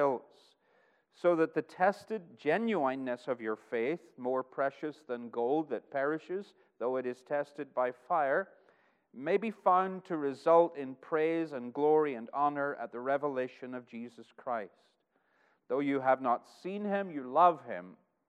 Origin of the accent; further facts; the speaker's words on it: Northern Ireland, United Kingdom; now in Arkansas, United States; I've lived in Arkansas for almost 6 years, but my homeland is Northern Ireland. And the accent is changing, and it changes pretty much wherever I go.